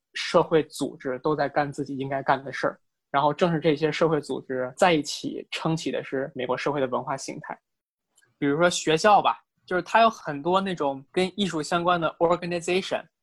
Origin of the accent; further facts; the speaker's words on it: China; 我们中国人